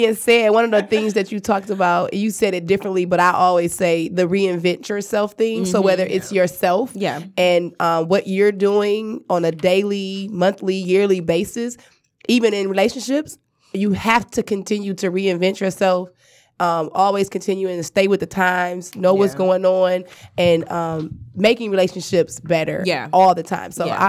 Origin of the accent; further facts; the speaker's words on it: Cleveland, Ohio, United States; I'm from Cleveland.